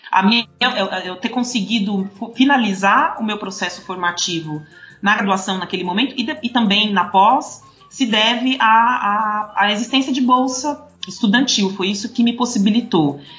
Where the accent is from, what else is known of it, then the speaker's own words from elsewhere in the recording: São Paulo, Brazil; Eu sou de São Paulo e vim da periferia da Zona Leste de São Paulo, fiz toda a minha trajetória escolar em, em escolas públicas